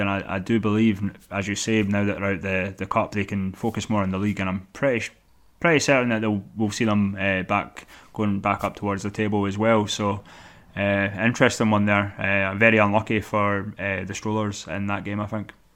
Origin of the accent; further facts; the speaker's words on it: Fife, Scotland, United Kingdom; I'm from Fife